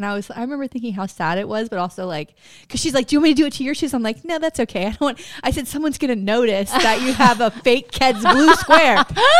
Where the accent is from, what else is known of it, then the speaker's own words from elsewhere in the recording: Florida, United States; I'm from Florida